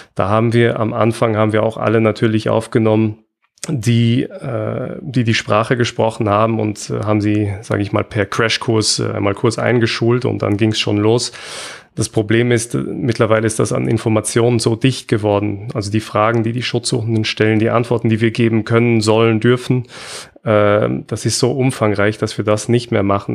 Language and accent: German; Austria; bei uns in Österreich